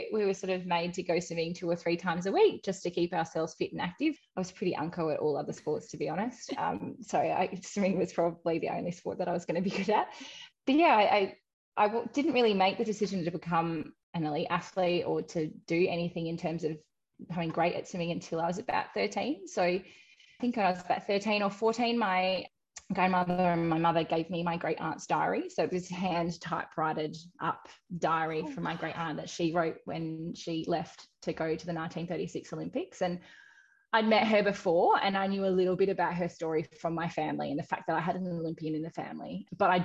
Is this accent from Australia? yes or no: yes; Western Australia, Australia; moved away as an adult; also born or lived in Canberra; I was in WA. So I got to swim at my hometown